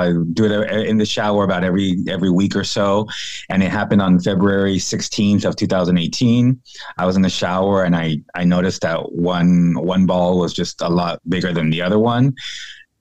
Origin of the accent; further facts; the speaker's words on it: San Diego, California, United States; moved away as an adult; now in North Carolina, United States; I'm originally from San Diego, California